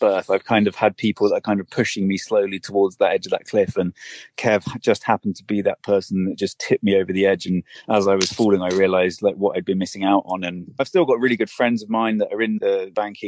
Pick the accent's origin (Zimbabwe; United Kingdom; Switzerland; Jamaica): United Kingdom; I'm a British endurance athlete and an adventurer